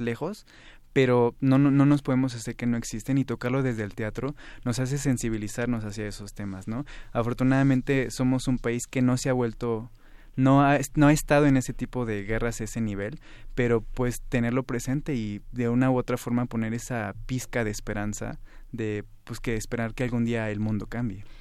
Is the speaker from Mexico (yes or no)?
yes; Mexico; como mexicanos